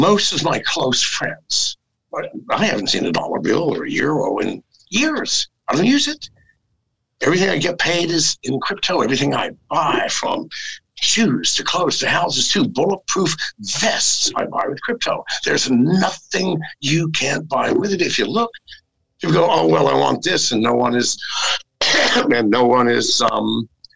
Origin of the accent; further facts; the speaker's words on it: United States; moved away as an adult; I am an American and I love that country. I was raised in America